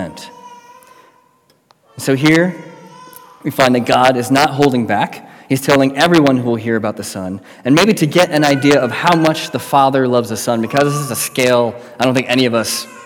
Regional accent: United States; moved away as an adult; now in Manchester, United Kingdom; as an American

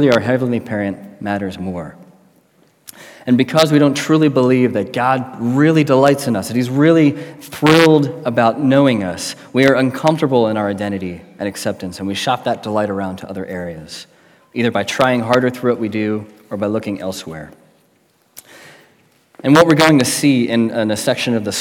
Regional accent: United States; moved away as an adult; now in Manchester, United Kingdom; as an American

